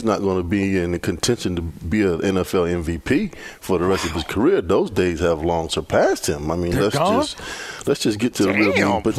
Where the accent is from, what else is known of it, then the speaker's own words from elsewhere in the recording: Virginia Beach, Virginia, United States; I grew up in Virginia Beach, Virginia.